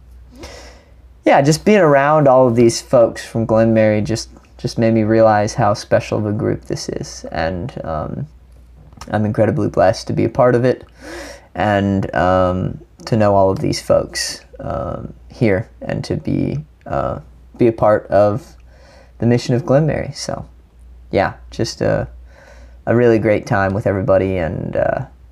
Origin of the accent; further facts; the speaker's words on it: Hilton Head Island, South Carolina, United States; moved away as an adult; also born or lived in Clemson, South Carolina; now in Saint Meinrad, United States; growing up on Hilton Head